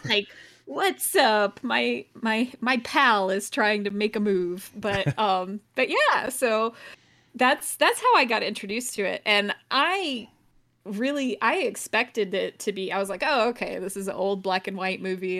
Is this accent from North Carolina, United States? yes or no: no; Athens, Georgia, United States; I went to U G A, but I also, I grew up in Athens, which is where U G A is.